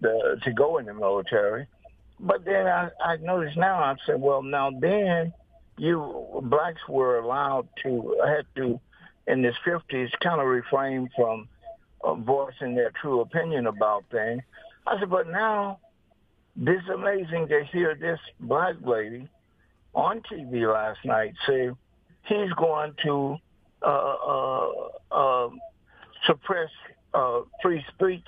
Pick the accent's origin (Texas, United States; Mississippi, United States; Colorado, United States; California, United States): Mississippi, United States; moved away as an adult; I was brought up in Mississippi, uh, back in the, in the fifties.